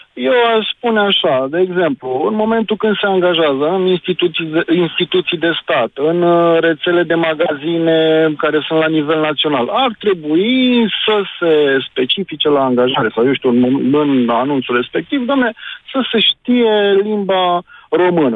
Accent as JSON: {"language": "Romanian", "town": "Timișoara", "region": "Timiș County", "country": "Romania", "said": "Eu sunt din Timișoara"}